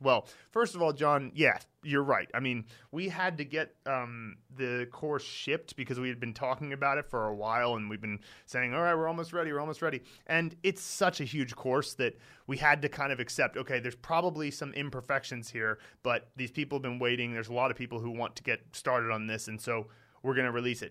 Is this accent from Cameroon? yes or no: no; United States; moved away as an adult; now in China; I'm from America